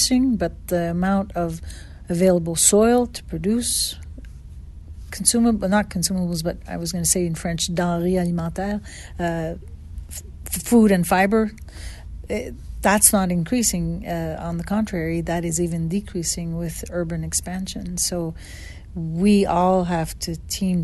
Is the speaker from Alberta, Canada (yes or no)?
no; a town north of Montreal, Quebec, Canada; moved away as an adult; also born or lived in Saskatchewan / Arkansas / Tennessee; now in Knoxville, United States; I come originally from Quebec, Canada, a town north of Montreal, 60 miles north, where there was a lot of mountains, and I learned to ski at the age of 3